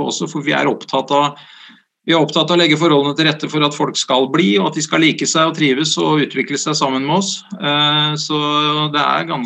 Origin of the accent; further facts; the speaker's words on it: Sandefjord, Vestfold, Norway; Det er helt riktig. Eh, jeg er født i Sandefjord